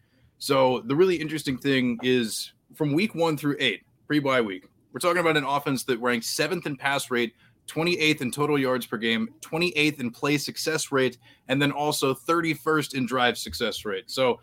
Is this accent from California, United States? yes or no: no; Washington, District of Columbia, United States; I'm from the Washington, D.C. area.